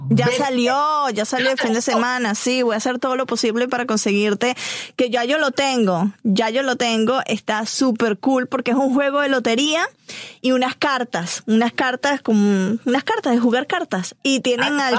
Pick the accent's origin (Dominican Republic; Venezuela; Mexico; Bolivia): Venezuela; nosotros los venezolanos